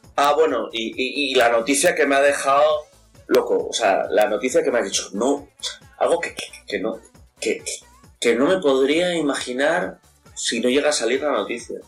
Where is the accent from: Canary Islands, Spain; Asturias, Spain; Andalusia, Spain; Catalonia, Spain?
Asturias, Spain; Avilés; soy de Avilés